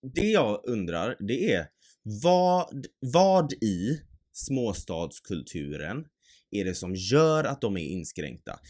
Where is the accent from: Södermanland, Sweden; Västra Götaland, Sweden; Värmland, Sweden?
Västra Götaland, Sweden; Mölndal; vi har vuxit upp i en tätort, en liten by eh, i Göteborg, eller ja, strax bredvid